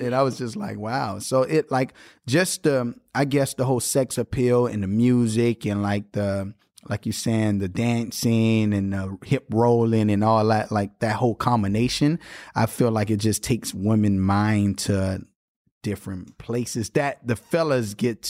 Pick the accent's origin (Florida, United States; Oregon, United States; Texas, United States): Florida, United States; Miami; I'm from Miami.